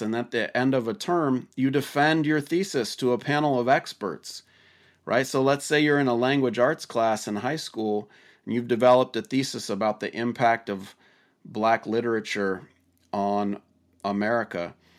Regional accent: Washington, United States; my home state of Washington

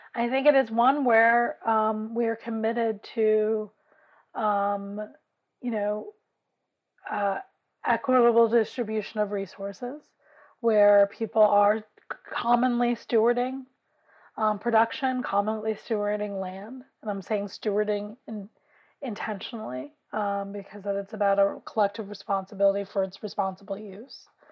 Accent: New York City, New York, United States; I grew up in West Harlem

